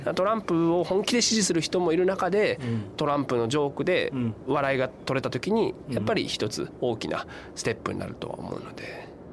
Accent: Japan; moved away as an adult; now in United States; 僕は日本で生まれ育ってる

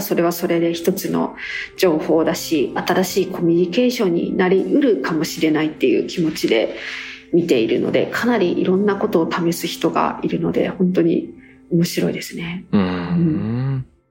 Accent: rural Chiba, Japan; 私も多多分千葉の田舎出身なんで

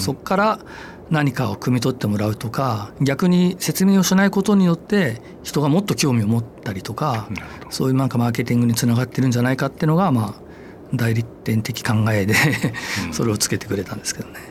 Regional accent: Ise, Mie, Japan; moved away; 伊勢が実家なんですよ

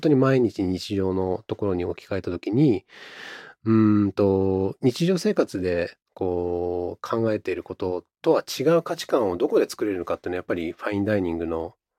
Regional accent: Japan; 日本人だからこそ

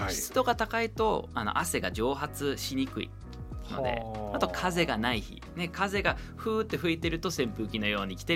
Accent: Australia; now in Japan; オーストラリアから来てるんですけれども

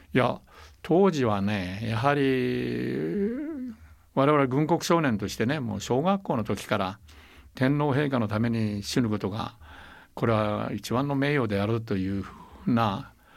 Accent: Taiwan; moved away; also born or lived in Okinawa; 私は台湾生まれ台湾育ちですから

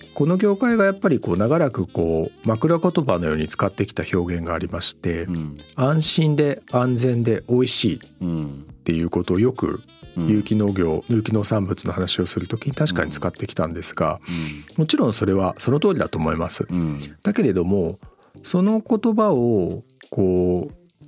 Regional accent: Kawagoe, Saitama, Japan; 私も川越の街中じゃなくて農村で生まれ育ってるんで

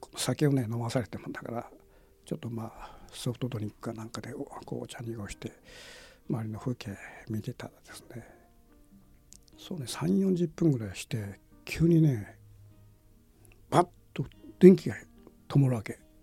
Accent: Japan; 「お前どこから来たか」みたいなことで「ジャパニー」って言った

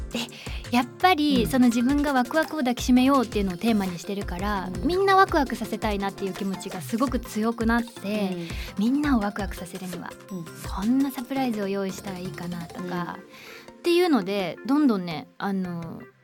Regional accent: Kansai, Japan; now in Tokyo, Japan; 音楽がやりたくって関西から上京してきた

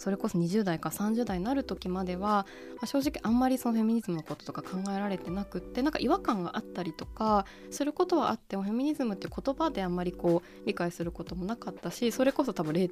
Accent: Tochigi, Japan; now in Tokyo, Japan; 地元が栃木県なんですけど、まあ、東京にいるか地元戻るかとかでも違ったりして

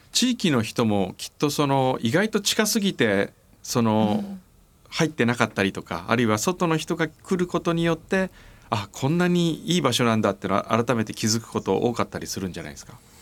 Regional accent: Amakusa, Kumamoto, Japan; 僕のふるさとは熊本県

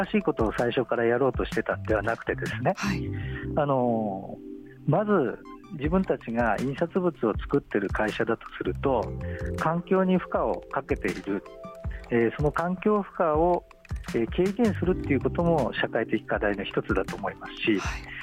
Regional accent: Yokohama, Kanagawa, Japan; もともと私、横浜生まれで今も横浜に住んでいますけども

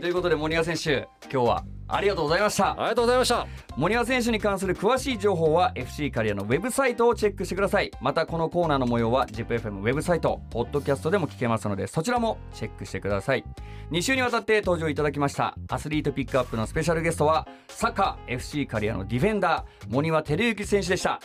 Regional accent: Nagoya, Aichi, Japan; also born or lived in Kariya; 僕、名古屋出身なんですけど

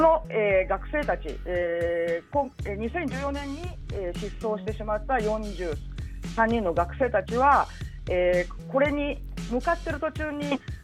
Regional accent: Japan; now in Mexico; 日本で生まれ育ってる

